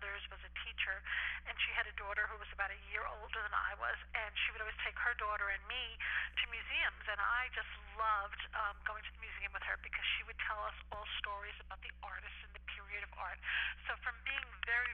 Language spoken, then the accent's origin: English; New York City, New York, United States; moved away as an adult; now in East Hampton, United States; I grew up in the Bronx, and I came out here in 1987